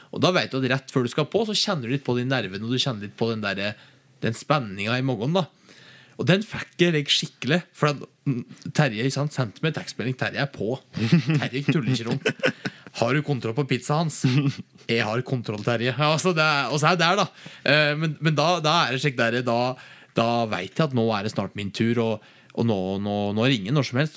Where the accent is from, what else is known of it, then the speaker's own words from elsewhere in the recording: Gudbrandsdalen, Innlandet, Norway; moved away; Heime i Gudbrandsdalen